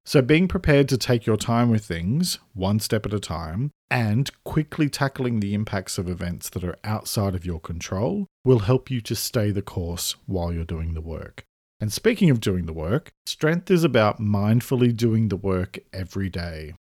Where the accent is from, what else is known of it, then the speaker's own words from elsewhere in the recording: Sydney, New South Wales, Australia; moved away as an adult; also born or lived in Melbourne / Australian countryside; I now live in the countryside, having moved here over five years ago from Melbourne, where I lived for nearly fourteen years after I grew up in Sydney.